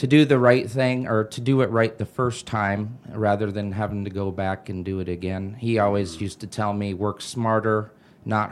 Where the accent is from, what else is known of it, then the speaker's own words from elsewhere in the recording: Ankeny, Iowa, United States; also born or lived in Fort Dodge; I was born in Fort Dodge. I moved to Ankeny when I was young and went to Ankeny High School.